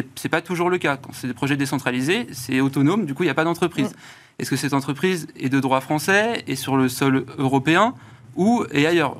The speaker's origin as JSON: {"language": "French", "country": "France", "accent": "Frenchy", "said": "Désolé pour mon accent assez Frenchy"}